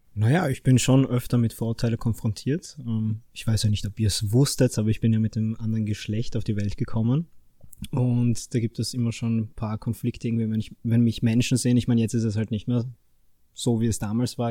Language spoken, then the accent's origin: German; Fürstenfeld, Styria, Austria; ich bin 25, komme aus Fürstenfeld